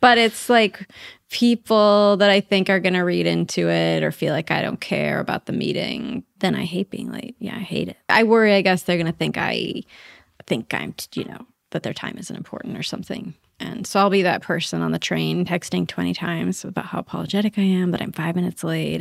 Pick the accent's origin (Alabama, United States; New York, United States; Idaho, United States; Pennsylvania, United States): Idaho, United States; moved away; I'm from Idaho